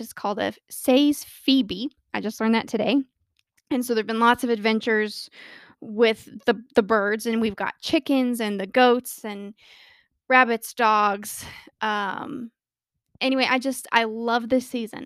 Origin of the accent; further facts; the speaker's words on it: Colorado, United States; I was born and raised in Colorado and live here with my wonderful husband of six years